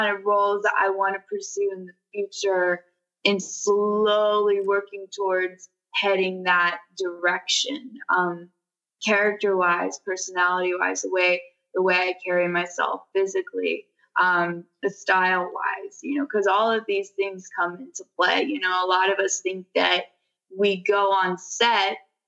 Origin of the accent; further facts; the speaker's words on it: Nashville, Tennessee, United States; I'm an actress from Nashville, Tennessee